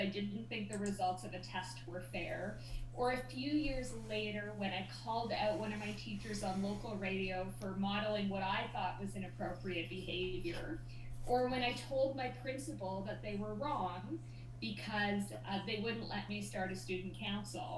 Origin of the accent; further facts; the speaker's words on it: Whitehorse, Yukon, Canada; moved away; when I was a kid growing up in Whitehorse, Yukon